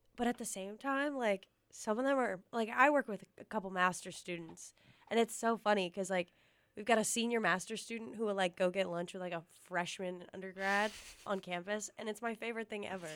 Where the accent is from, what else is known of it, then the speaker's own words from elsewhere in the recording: East Coast, United States; moved away; growing up on the East Coast, I feel like a lot of our slang was New York slang